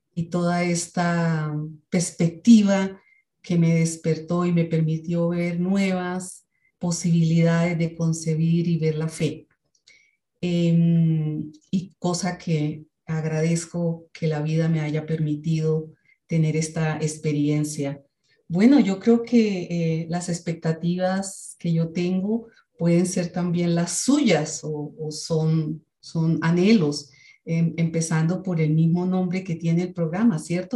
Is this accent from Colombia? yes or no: yes; Colombia; now in Bogotá, Colombia; vengo de Colombia. Eh, vivo en una ciudad que se llama Bogotá, la capital del país, aunque no soy de, ese lugar.